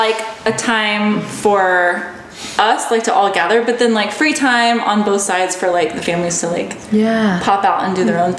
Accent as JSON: {"language": "English", "region": "Texas", "country": "United States", "tie": "born or raised there"}